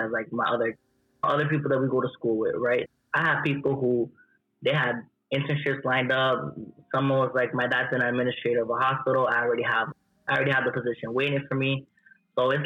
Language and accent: English; Central Falls, Rhode Island, United States; Born and raised in Rhode Island, from Central Falls